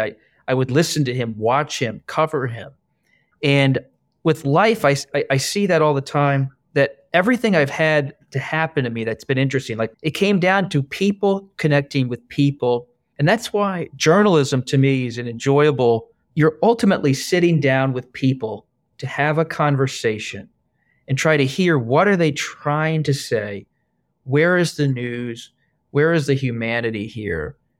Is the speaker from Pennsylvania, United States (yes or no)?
yes; Bucks County, Pennsylvania, United States; also born or lived in England; my own childhood growing up in Bucks County, Pennsylvania, in suburban Philadelphia